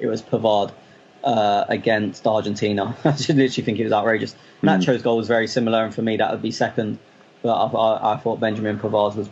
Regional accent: England, United Kingdom; I'm English

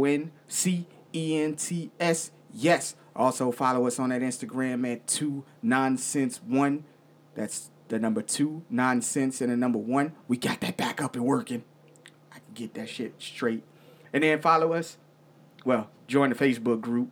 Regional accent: Virginia, United States; I'm from Virginia

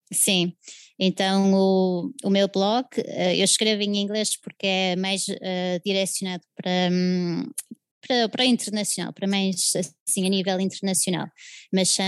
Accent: Portugal; also born or lived in England; eu sou inglesa e portuguesa, tenho duas nacionalidades, mas sou de origem inglesa e vim para Portugal muito pequenina, com três anos, uh, filha de missionários. Então, eles vieram cá uh, em 1989 e fiz sempre a escolaridade cá.

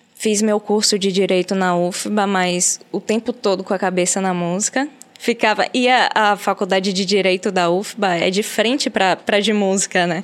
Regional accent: Aracaju, Sergipe, Brazil; now in Salvador, Brazil; Eu nasci em Salvador, mas fui morar em Aracaju muito nova. Com quatro anos de idade, eu já estava em Aracaju

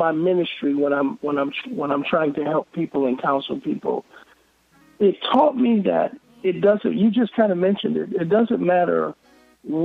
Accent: Cleveland, Ohio, United States; now in Atlanta, United States; I am from Cleveland, Ohio, but I live in Atlanta, Georgia.

